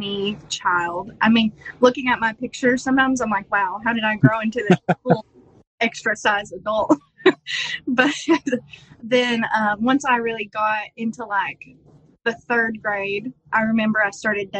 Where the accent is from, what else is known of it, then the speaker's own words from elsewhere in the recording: Eastern Kentucky, United States; I'm from Eastern Kentucky